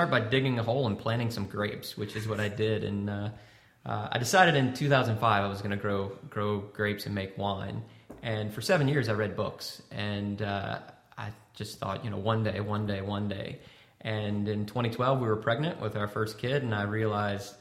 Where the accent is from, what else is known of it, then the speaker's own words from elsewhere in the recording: Louisiana, United States; at the Kirkland Vineyard, we're from Louisiana